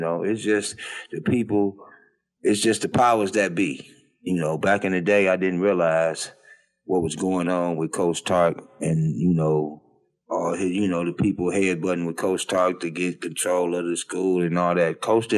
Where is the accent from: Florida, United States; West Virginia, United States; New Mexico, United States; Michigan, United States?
Michigan, United States; Detroit; I hate to say this, I'm born and raised in Detroit, but this goes along a lot of places.